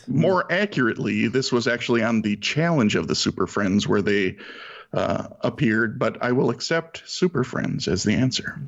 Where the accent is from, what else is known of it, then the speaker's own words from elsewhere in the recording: Saint Paul, Minnesota, United States; I'm from St. Paul, Minnesota